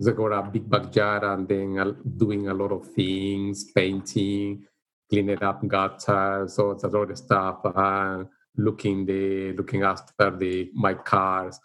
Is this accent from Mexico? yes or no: no; El Salvador; English is a second language; moved away as an adult; now in Perth, Australia; I came to Australia 29 years ago from El Salvador